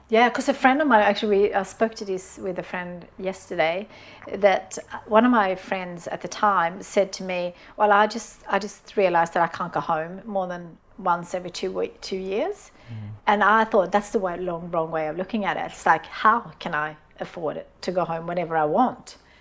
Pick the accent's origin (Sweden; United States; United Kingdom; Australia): Sweden; I grew up in Sweden in a on, in, on a farm